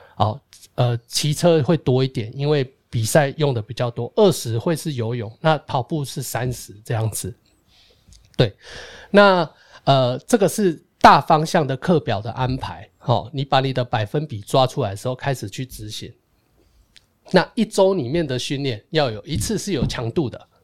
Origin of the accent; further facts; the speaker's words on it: Taiwan; moved away; 我是台湾来的